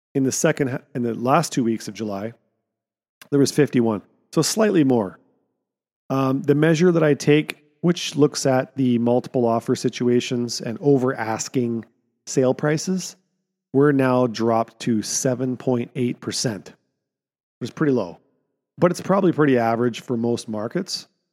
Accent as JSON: {"language": "English", "town": "Kamloops", "region": "British Columbia", "country": "Canada", "tie": "born or raised there", "said": "my hometown, Barnhartville"}